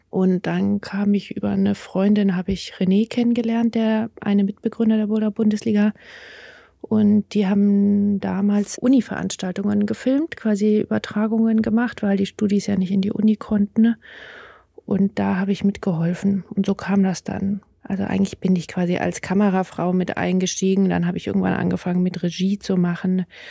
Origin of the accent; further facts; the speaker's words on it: in the Alps, Bavaria, Germany; moved away as an adult; now in Jena, Germany; ich bin aufgewachsen in Bayern an den Alpen